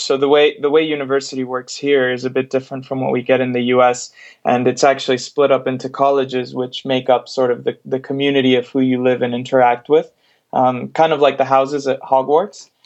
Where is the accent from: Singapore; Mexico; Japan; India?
Mexico; also born or lived in United States; now in United Kingdom; I'm originally from Mexico, but I've lived in the US for uh, over 15, 16 years now